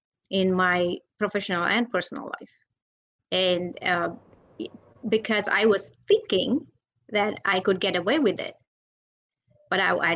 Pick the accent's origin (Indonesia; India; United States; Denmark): India; I'm from India